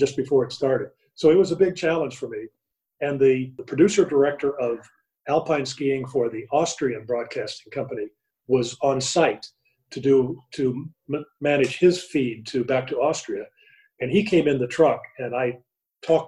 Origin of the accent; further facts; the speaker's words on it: Midwest, United States; I grew up in the Midwest